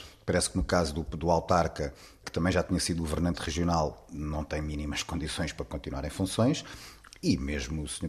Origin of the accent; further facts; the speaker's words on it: Portugal; como portugueses